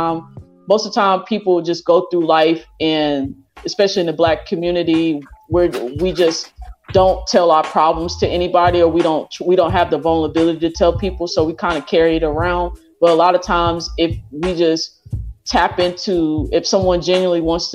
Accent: Dallas area, Texas, United States; born or raised there; moved away

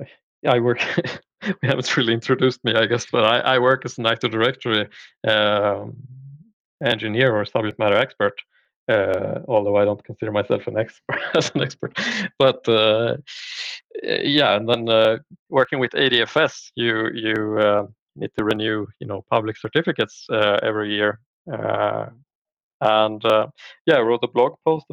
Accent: Linköping, Östergötland, Sweden; I'm from Sweden. So I live in outside of Linköping, Sweden, which is basically in the southern parts. Born and raised here

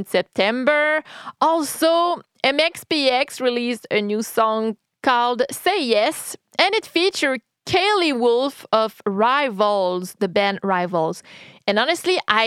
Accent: Quebec City, Quebec, Canada; I'm from Quebec City, Canada

